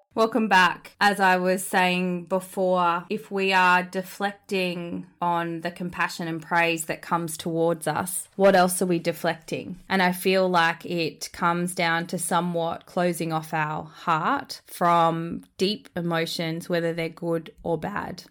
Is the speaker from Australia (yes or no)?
yes; Australia; born or raised there